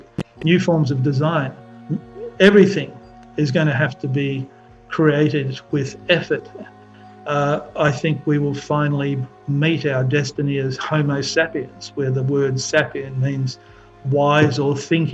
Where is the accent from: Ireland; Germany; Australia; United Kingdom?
Australia; Perth, Western Australia; I grew up in Perth in Western Australia